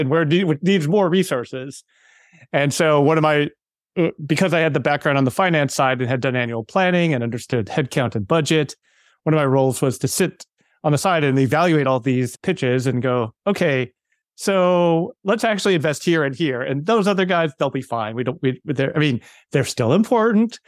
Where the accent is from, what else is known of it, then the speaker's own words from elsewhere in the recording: Wheaton, Illinois, United States; I grew up, uh, in a suburb outside of Chicago, Wheaton, Illinois